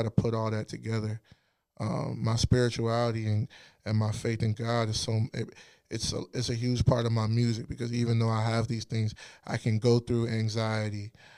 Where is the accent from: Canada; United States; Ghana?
Ghana; I pull from the church, you know. I pull from my roots, you know, being Ghanaian.